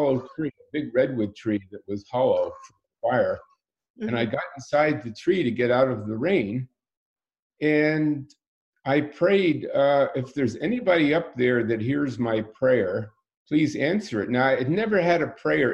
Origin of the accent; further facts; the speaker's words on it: New York area, United States; moved away as an adult; also born or lived in India; I grew up in the New York area